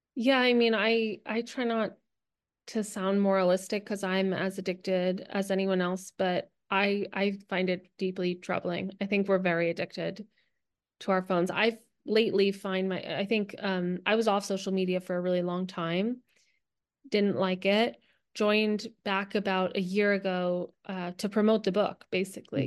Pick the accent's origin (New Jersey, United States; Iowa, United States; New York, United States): New Jersey, United States; now in Los Angeles, United States; I live in Los Angeles, um, but I'm originally from New Jersey